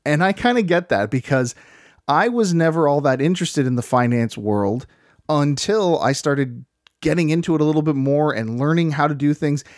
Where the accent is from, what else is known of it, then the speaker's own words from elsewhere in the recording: Canada; we are from the Great White North